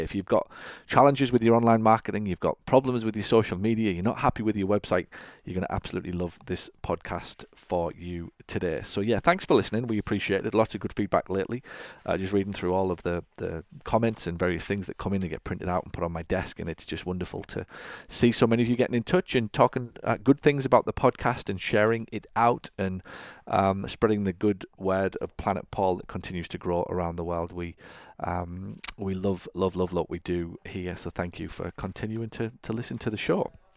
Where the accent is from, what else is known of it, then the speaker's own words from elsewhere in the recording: England, United Kingdom; I grew up watching football in England